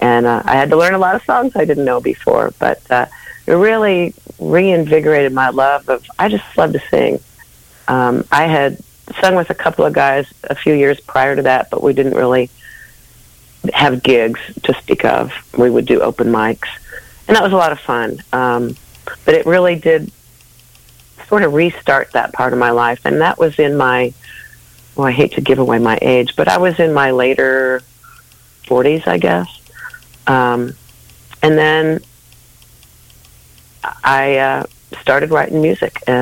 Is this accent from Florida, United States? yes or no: no; St. Louis, Missouri, United States; I'm a Midwestern gal. I grew up in St. Louis, Missouri.